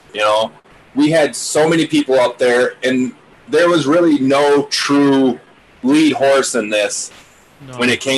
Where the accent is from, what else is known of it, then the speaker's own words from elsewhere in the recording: Monroe, United States; We grew up in Monroe.